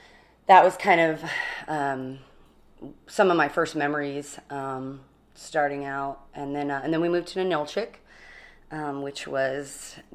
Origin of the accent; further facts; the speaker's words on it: Kodiak, Alaska, United States; I'm 38 years old. I'm from Kodiak, Alaska.